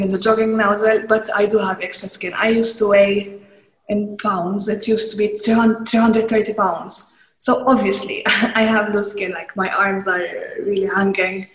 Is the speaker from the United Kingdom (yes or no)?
no; Malta; I'm from Malta. We have big families